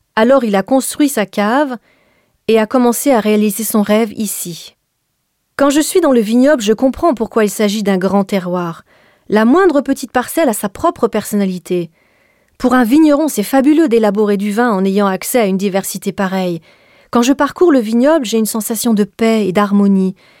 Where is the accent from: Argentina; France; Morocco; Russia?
France; also born or lived in Bordeaux; now in Napa Valley, United States; Je suis française